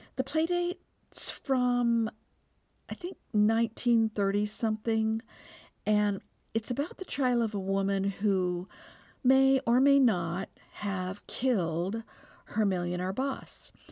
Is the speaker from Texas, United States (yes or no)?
yes; Texas, United States; I'm from Texas, where football is the state religion